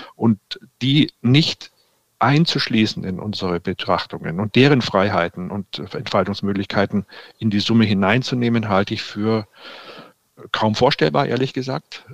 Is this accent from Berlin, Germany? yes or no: no; Cologne, North Rhine-Westphalia, Germany; wir als Kölner